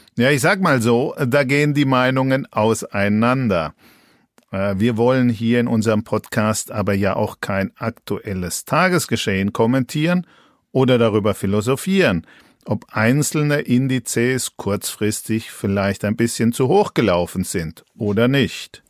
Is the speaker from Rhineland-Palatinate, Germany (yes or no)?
no; Franconia, Bavaria, Germany; als Franke